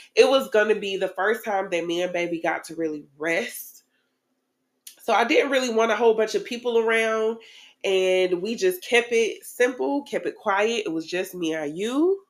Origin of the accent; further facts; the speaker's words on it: Tallahassee, Florida, United States; I am originally from Tallahassee